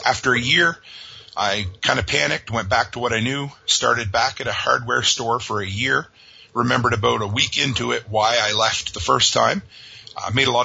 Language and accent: English; Nova Scotia, Canada; I grew up on the east coast of Canada, Nova Scotia, a small fishing town out there